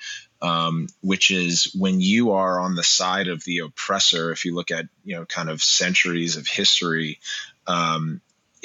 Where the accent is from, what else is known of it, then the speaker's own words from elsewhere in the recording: Montgomery Village, Maryland, United States; I grew up in Montgomery Village, Maryland.